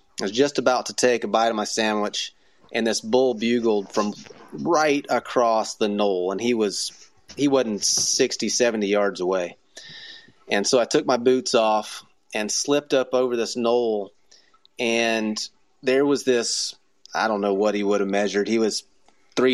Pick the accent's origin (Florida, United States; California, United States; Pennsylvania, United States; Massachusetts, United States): Florida, United States; I mean, I came from Florida.